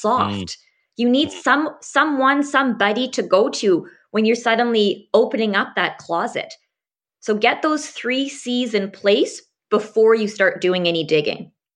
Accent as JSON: {"language": "English", "town": "Abbotsford", "region": "British Columbia", "country": "Canada", "tie": "born or raised there", "said": "I actually grew up around this area and went to school, including medical school, out at U B C"}